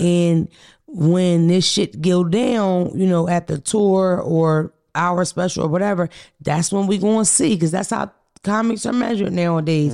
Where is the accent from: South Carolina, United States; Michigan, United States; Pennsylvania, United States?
Pennsylvania, United States; Philadelphia; I'm from North Philly.